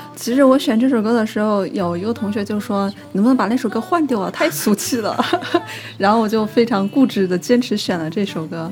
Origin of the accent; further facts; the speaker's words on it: Yunmeng, Hubei, China; moved away; 我是湖北云梦人